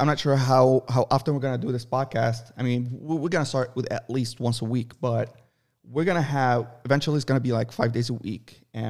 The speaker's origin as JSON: {"language": "English", "country": "Lebanon", "tie": "born or raised there", "also_born_or_lived": "Saudi Arabia", "said": "I was born in Saudi Arabia, but I lived all my life in Lebanon on the coast, and I know how to swim."}